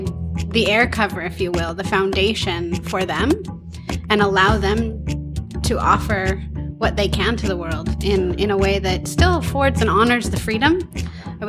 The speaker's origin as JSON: {"language": "English", "town": "Huntington Beach", "region": "California", "country": "United States", "tie": "born or raised there", "also_born_or_lived": "San Fernando Valley, California", "moved": "as an adult", "lives_now": "Portland, United States", "said": "I grew up in Huntington Beach, California, Surf City, USA"}